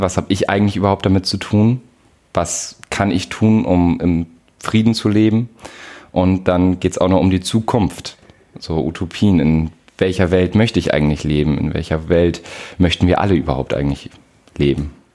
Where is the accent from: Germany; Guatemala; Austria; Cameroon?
Germany; Nordenham, Lower Saxony; aus der Wesermarsch, Surprise, ähm, aus Nordenham-Blexen.